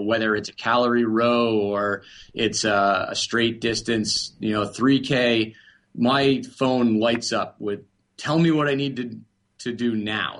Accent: Vermont, United States; I'm from Vermont originally

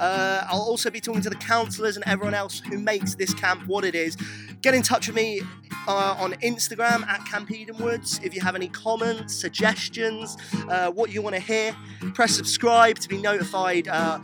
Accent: England, United Kingdom; yes, I'm English.

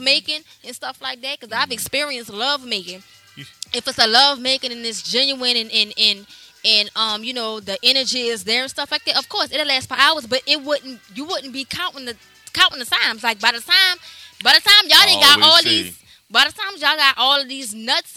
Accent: United States; I'm an American black woman.

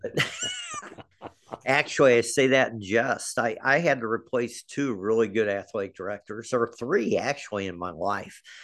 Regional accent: Overland Park, Kansas, United States; also born or lived in Independence, Missouri; I grew up in the Kansas City area

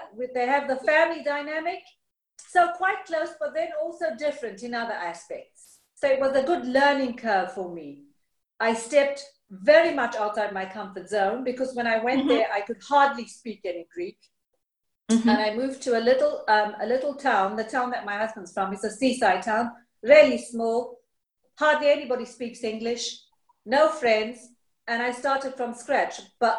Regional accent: Zimbabwe; also born or lived in United Kingdom; now in Greece; the way I grew up in Zimbabwe, with a grandmother, with cousins, with aunts.

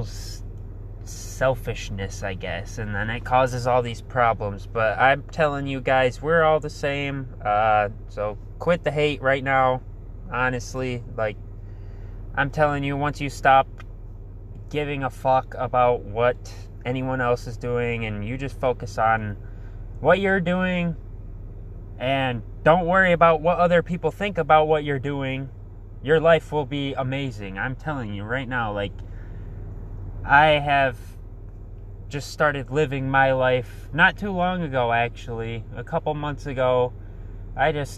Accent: Muskegon, Michigan, United States; I am from Muskegon, Michigan. I've been born and raised here.

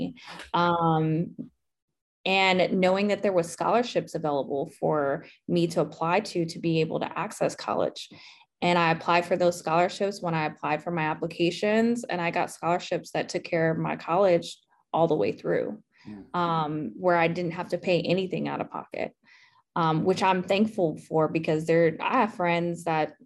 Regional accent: Southern California, United States; moved away as an adult; also born or lived in Mississippi / Auburn, Alabama; now in Atlanta, United States; I'm originally from Southern California, so I'm a Cali girl

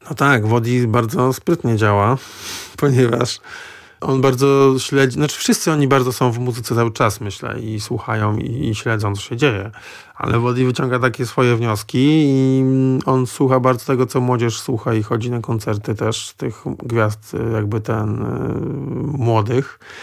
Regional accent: Gdańsk, Pomeranian Voivodeship, Poland; ja jestem z Gdańska

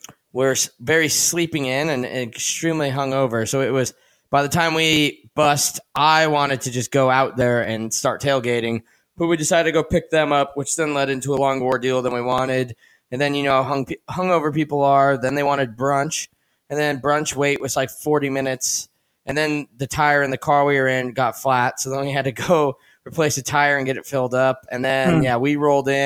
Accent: Boise, Idaho, United States; I'm from Boise

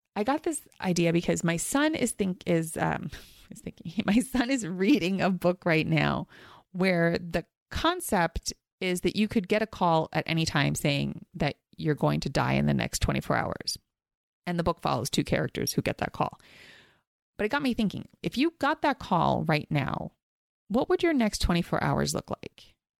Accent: East Coast, United States; now in Los Angeles, United States; I grew up on the East Coast

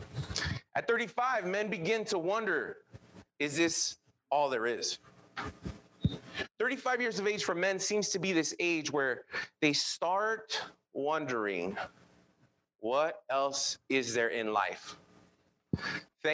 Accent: Los Angeles, California, United States; English is a second language; I grew up in East

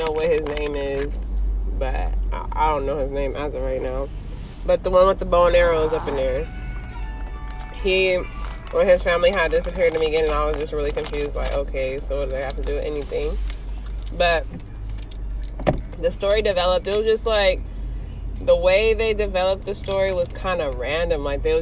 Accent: Los Angeles, California, United States; we're both from Los Angeles, California

